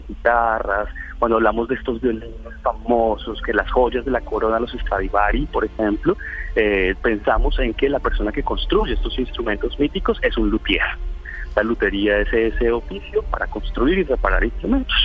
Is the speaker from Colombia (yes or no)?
yes; Colombia